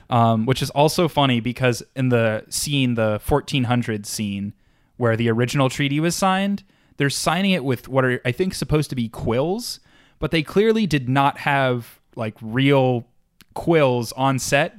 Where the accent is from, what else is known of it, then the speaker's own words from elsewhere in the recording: New York, United States; I am the New York lawyer, 'cause I am from New York